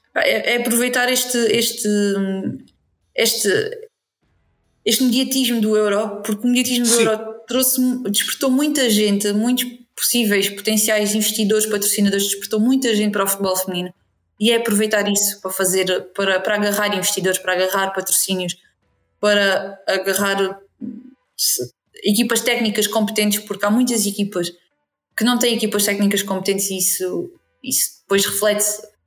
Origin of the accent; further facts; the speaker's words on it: Alentejo, Beja District, Portugal; puxo a brasa à minha sardinha que é que o Alentejo e o Distrito de Beja